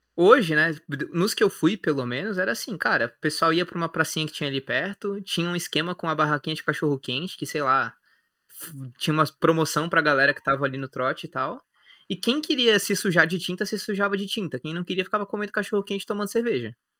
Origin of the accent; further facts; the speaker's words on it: Osasco, São Paulo, Brazil; moved away as an adult; now in Florianópolis, Brazil; Eu sou de Osasco